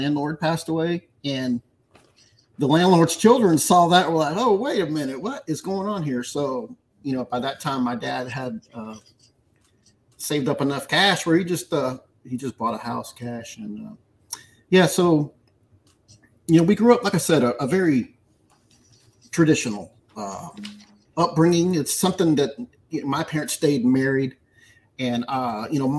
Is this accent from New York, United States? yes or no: no; Pasadena, Texas, United States; we grew up in an industrial area of Houston called Pasadena